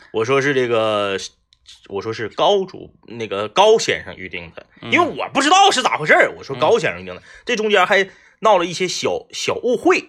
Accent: Changchun, Jilin, China; 那我是长春人

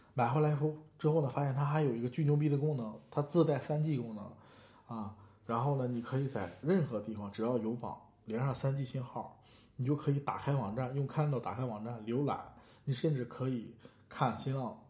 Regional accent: China; 我们中国人

